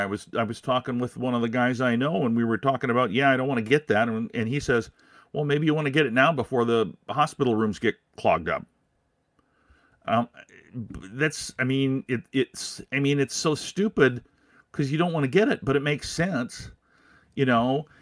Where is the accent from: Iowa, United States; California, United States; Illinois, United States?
Iowa, United States; Des Moines; now in Minnesota, United States; I grew up in Des Moines, so, uh, yeah, I mean, it, you're gonna hear, you're gonna hear Des Moines out of me.